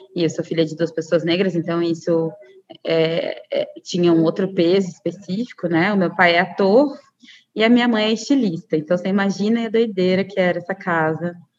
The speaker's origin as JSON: {"language": "Portuguese", "town": "Cuiabá", "region": "Mato Grosso", "country": "Brazil", "said": "eu sou de Cuiabá, capital do Mato Grosso"}